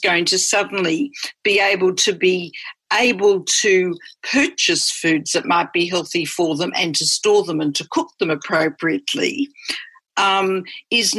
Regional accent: Australia; moved away as an adult; also born or lived in Johannesburg, South Africa; I'm Australian

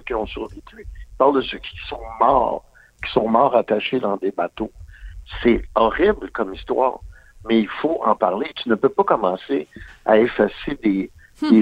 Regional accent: Quebec, Canada; born or raised there

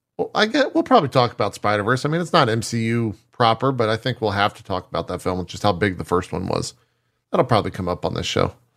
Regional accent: Texas, United States; moved away; growing up in Texas

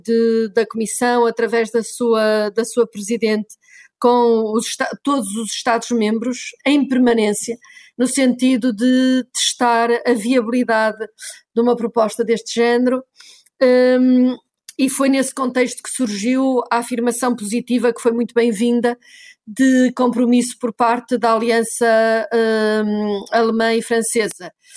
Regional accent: Portugal

